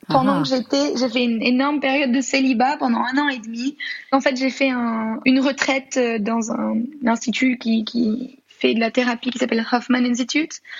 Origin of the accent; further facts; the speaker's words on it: France; also born or lived in Congo; je suis une petite Française qui habitait le Congo.